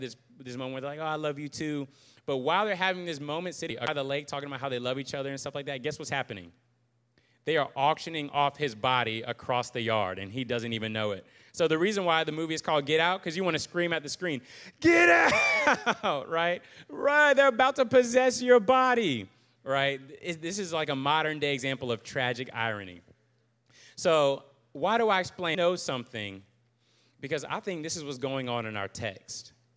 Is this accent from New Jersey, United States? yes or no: no; Virginia Beach, Virginia, United States; moved away as an adult; also born or lived in Charlottesville, Virginia; now in Jackson, Mississippi, United States; I am from Virginia Beach originally